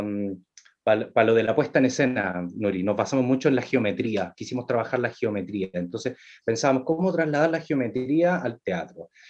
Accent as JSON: {"language": "Spanish", "region": "Valparaíso", "country": "Chile", "said": "soy de Valparaíso"}